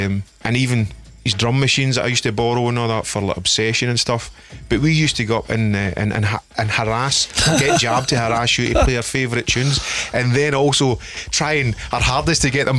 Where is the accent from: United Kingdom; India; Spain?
United Kingdom; Stevenston, Scotland; I'm from Stevenson, which is right next to Salkett's